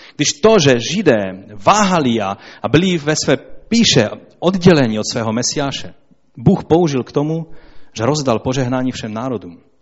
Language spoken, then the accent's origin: Czech; Poland; Já jsem Polák.